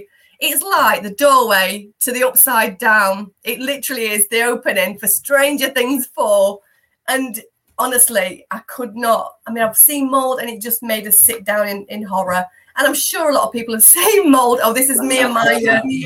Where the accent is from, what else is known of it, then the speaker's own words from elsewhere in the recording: Yorkshire and the Humber, United Kingdom; now in Derbyshire, United Kingdom; I'm a Yorkshire lass at heart as well